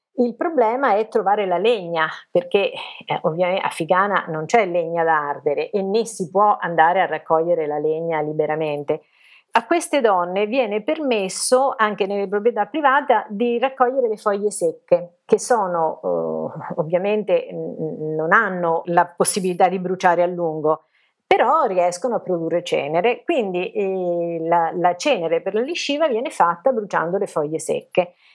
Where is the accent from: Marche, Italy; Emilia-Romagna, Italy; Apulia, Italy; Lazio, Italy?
Marche, Italy; Macerata; Sono marchigiana, sono nata a Macerata